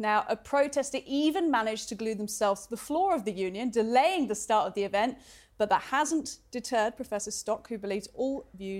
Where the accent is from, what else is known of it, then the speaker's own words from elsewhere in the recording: United Kingdom; Now, I've lived all over the world, and I can say quite comfortably Britain, as a Brit, it's a fairly mild country